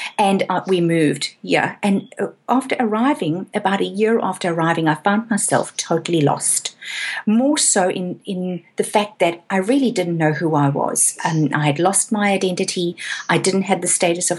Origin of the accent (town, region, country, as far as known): South Africa; moved away as an adult; now in Australia